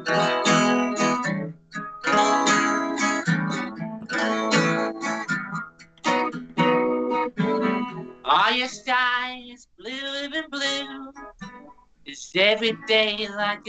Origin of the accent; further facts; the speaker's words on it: near Liverpool, North West England, United Kingdom; I'm from near Liverpool